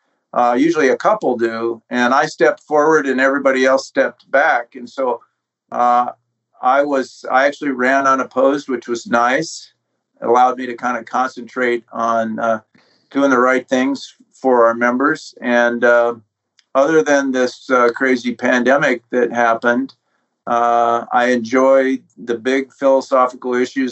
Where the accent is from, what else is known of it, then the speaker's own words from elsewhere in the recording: Tucson, Arizona, United States; also born or lived in American West; Well, I grew up in the West, as I followed my father around as he got his advanced degrees and ultimately ended up in Tucson, Arizona